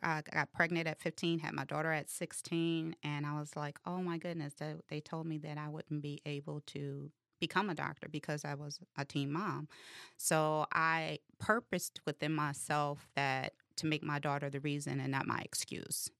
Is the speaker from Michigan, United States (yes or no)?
yes; Detroit, Michigan, United States; I'm from Detroit, West Side